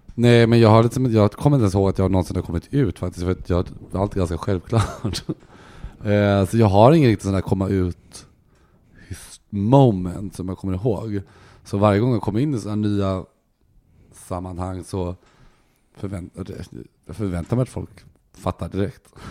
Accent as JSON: {"language": "Swedish", "town": "Gothenburg", "region": "Västra Götaland", "country": "Sweden", "also_born_or_lived": "Helsingborg", "said": "Jag kommer från Göteborg"}